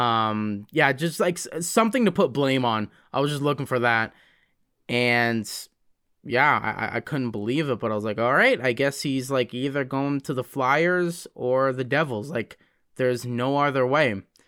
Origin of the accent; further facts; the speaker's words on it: High River, Alberta, Canada; also born or lived in Calgary; I was born in Calgary. and I've been, uh, spending most of my life in, uh, High River